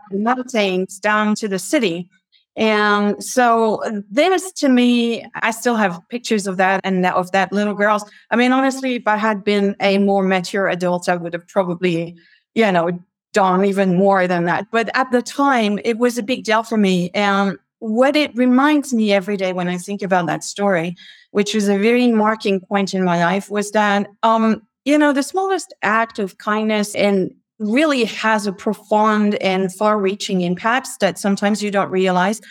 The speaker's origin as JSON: {"language": "English", "area": "near Paris", "region": "Île-de-France", "country": "France", "tie": "born or raised there", "moved": "as an adult", "said": "I grew up in France, near Paris."}